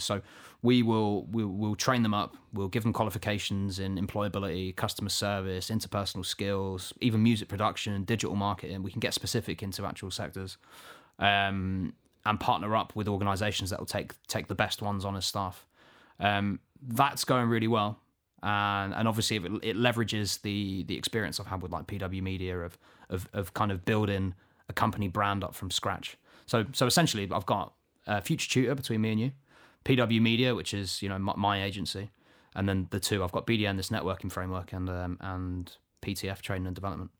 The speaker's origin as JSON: {"language": "English", "town": "Luton", "region": "East of England", "country": "United Kingdom", "tie": "born or raised there", "said": "I'm not from Manchester myself, although I am, I am, uh, I was born here in Luton"}